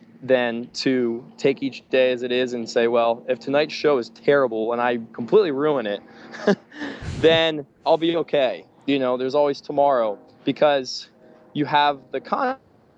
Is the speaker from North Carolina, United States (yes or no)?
no; Pennsylvania, United States; I'm from Pennsylvania, so I'm on the other side of the country